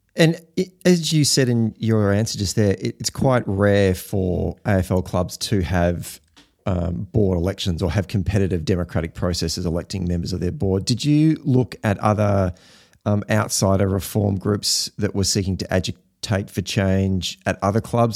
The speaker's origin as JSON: {"language": "English", "town": "Warragul", "region": "Victoria", "country": "Australia", "tie": "born or raised there", "said": "my hometown of Warrigal"}